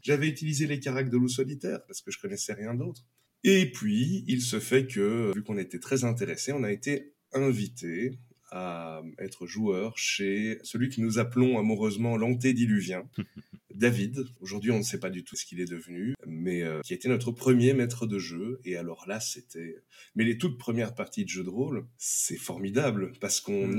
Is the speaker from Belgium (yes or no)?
yes; Belgium; je suis belge